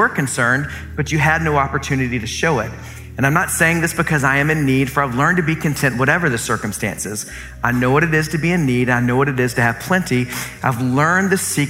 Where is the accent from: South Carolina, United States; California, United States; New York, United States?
South Carolina, United States; Columbia; I grew up in Columbia, South Carolina.